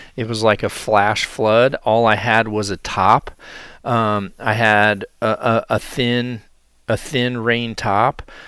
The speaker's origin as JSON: {"language": "English", "region": "Iowa", "country": "United States", "said": "my home state of Iowa"}